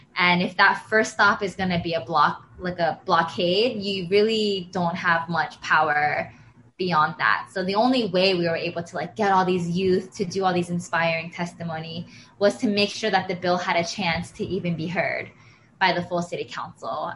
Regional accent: Pennsylvania, United States; moved away; I'm from Pennsylvania

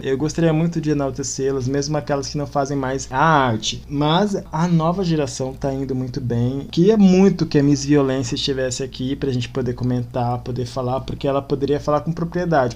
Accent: Campo Grande, Mato Grosso do Sul, Brazil; eu também que já moro aqui, sou daqui de Campo Grande

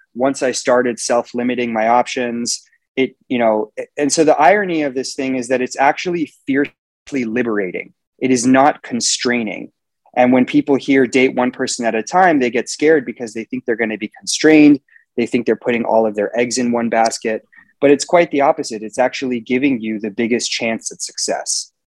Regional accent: Los Angeles, California, United States; was born and raised in Los Angeles, California, and I live here today

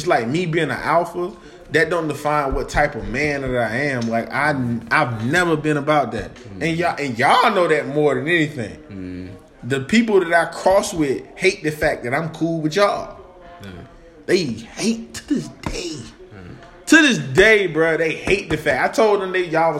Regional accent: Raleigh, North Carolina, United States; I'm from Oak City, North Carolina

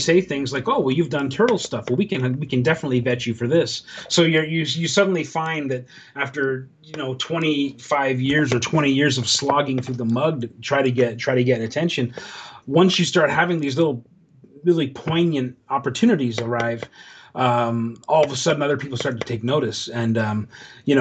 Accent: Canada; growing up in Canada, rural parts of Canada

